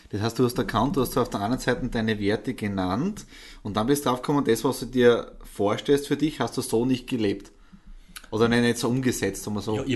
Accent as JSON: {"language": "German", "town": "Graz", "region": "Styria", "country": "Austria", "said": "Draußen haben wir Visitenkarten ausgetauscht und im Prinzip kommen wir beide aus Graz."}